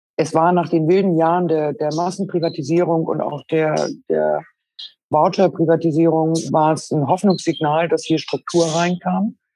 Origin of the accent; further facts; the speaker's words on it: Schleswig-Holstein, Germany; moved away; also born or lived in Berlin; Ich selbst bin geboren in Schleswig-Holstein, äh, eher landwirtschaftlich geprägt